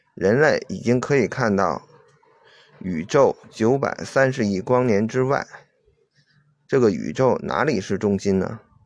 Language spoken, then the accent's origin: Chinese; China; 我是中国人